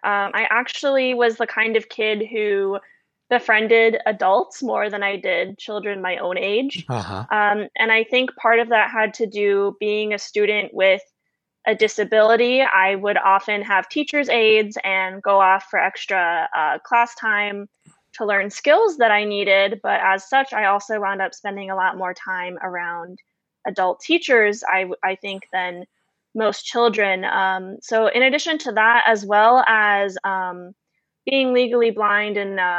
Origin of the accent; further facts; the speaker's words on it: Florida, United States; And this most likely stems from my dad's background in the Navy and also growing up in Florida.